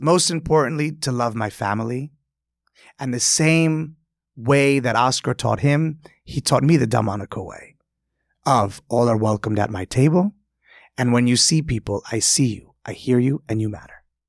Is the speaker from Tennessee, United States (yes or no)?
no; New York, United States; growing up in Delmonico's